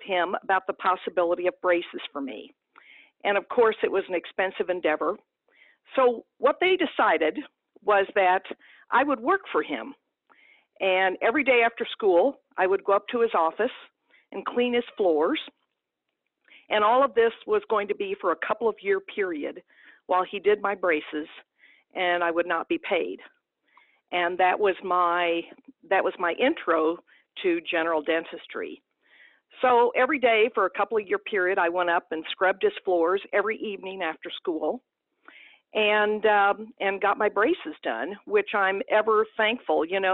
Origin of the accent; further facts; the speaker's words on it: Perryville, Missouri, United States; I grew up in a small town in southeast Missouri, and town of about 5,000, Perryville, Missouri, was my hometown.